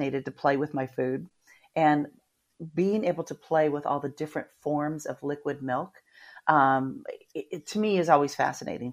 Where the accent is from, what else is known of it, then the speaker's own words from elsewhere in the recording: Midwest, United States; now in Florida, United States; I grew up in the Midwest